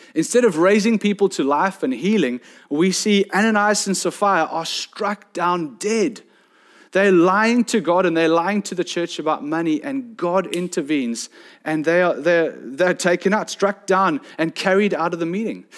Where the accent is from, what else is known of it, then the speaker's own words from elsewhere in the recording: South Peninsula, Western Cape, South Africa; I come from South Penn, where I see the trek netters go out all the time